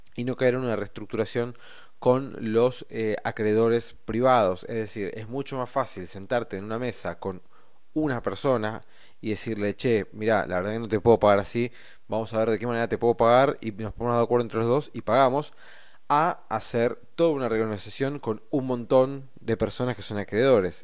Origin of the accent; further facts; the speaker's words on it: Argentina; como argentinos que somos, como personas que vivimos acá